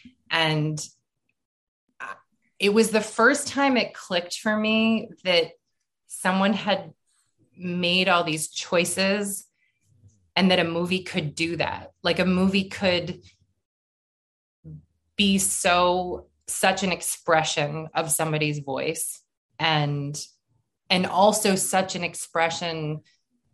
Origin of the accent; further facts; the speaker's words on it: Boston, Massachusetts, United States; moved away; I'm from Boston